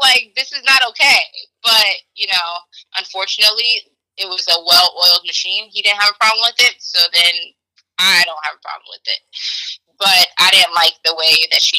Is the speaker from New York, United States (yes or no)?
yes; New York City, New York, United States; Sorry, but like, I'm a New Yorker, you know.